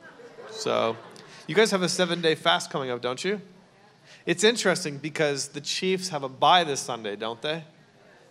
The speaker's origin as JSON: {"language": "English", "country": "Canada", "also_born_or_lived": "New York, United States", "moved": "yes", "lives_now": "Newport Beach, United States", "said": "I'm Canadian"}